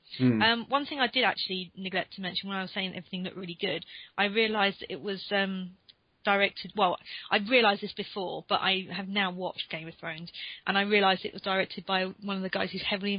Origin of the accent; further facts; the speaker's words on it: Croydon, London, United Kingdom; I saw my hometown in the map at the end. that was a moment of fame. Yeah. Also, I think Croydon must be loving, like, Phase 2